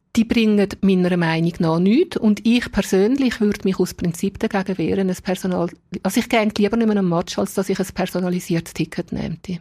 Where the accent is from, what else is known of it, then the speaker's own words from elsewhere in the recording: Dietikon, Zurich, Switzerland; also born or lived in Altstetten, Zurich; now in Zurich, Switzerland; selber bin ich in Dietiken aufgewachsen als Fremdarbeiterkind